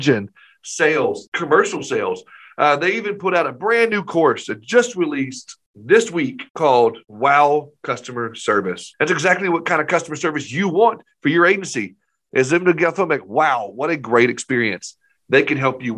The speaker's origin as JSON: {"language": "English", "town": "Maumelle", "region": "Arkansas", "country": "United States", "tie": "born or raised there", "also_born_or_lived": "Nashville", "said": "Maumelle, the town that we live in, which is a suburb of Little Rock."}